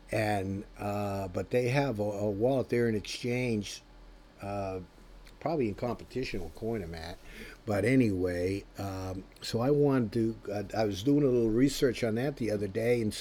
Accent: United States; I am American

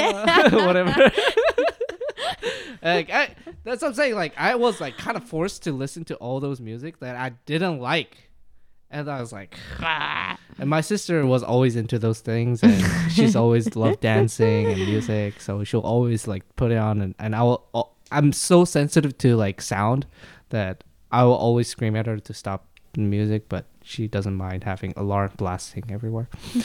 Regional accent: Uzbekistan; I grew up in Uzbekistan.

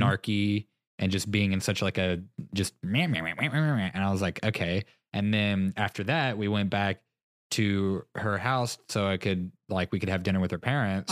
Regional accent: Texas, United States; moved away; growing up in Texas

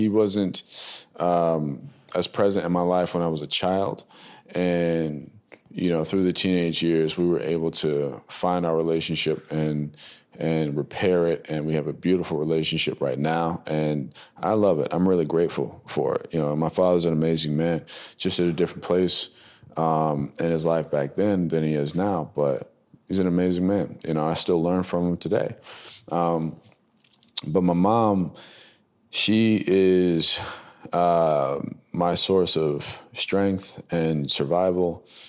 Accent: New Jersey, United States; also born or lived in North Carolina / Hawaii; They came back to the States to have my brother and I was born in North Carolina on the base out there. And then we moved from there to Kaneohe in Oahu, Hawaii. And then from Hawaii, we came to Jersey to relocate

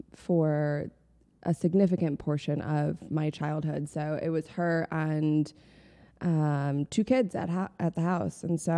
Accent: Chicago, Illinois, United States; also born or lived in New Haven, Connecticut; I am from Chicago. Mm-hmm. Just outside of Chicago, to be specific. Grew up out there. I was actually born on the East Coast, though. So I was born in New Haven, Connecticut.

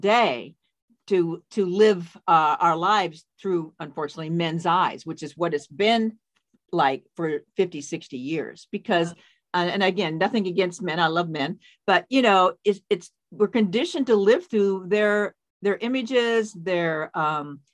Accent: Seattle, Washington, United States; also born or lived in Spokane, Washington; I grew up in the Seattle area

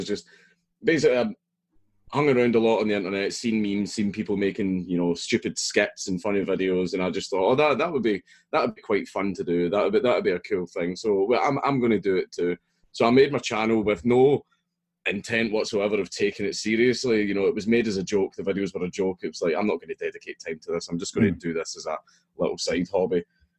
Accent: Coatbridge, Scotland, United Kingdom; I grew up in Coatbridge in Lanarkshire. That's where I grew up.

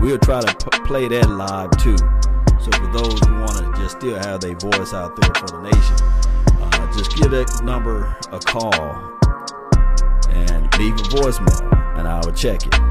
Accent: Mississippi, United States; I'm from Mississippi

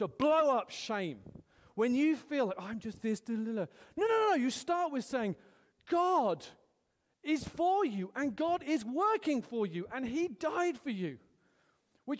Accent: United Kingdom; I'm British

